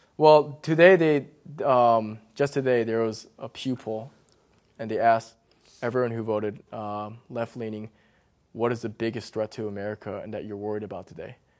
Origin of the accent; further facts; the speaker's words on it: McLean, Virginia, United States; I grew up in McLean. So I was oh. like the only Asian guy